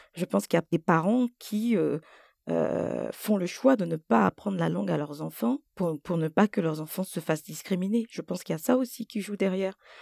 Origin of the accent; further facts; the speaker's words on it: Côte d’Ivoire; first language French; moved away; je suis née en Côte d'Ivoire et j'ai passé euh, tout mon primaire en Côte d'Ivoire